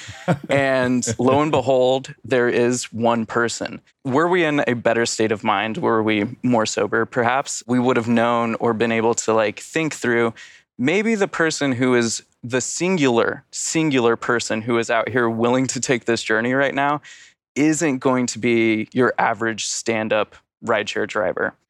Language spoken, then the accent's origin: English; Colorado, United States; also born or lived in Asheville, North Carolina; now in Philadelphia, United States; I'm from Colorado, but I'm not in Colorado.